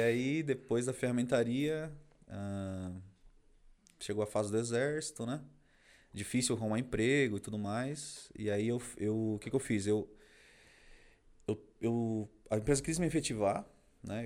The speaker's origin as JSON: {"language": "Portuguese", "town": "Carapicuíba", "region": "São Paulo", "country": "Brazil", "tie": "born or raised there", "also_born_or_lived": "Barueri", "said": "Eu sou da região aqui, na verdade, eu nasci em Barueri, mas cresci minha vida inteira em Carapicuíba"}